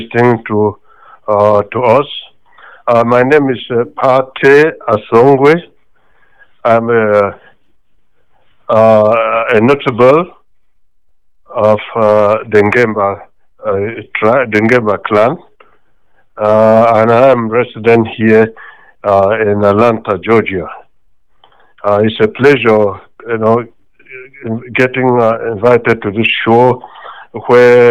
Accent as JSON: {"language": "English", "country": "Cameroon", "said": "I'm from Ngemba tribe, which is one of the big clans within the southern Cameroons"}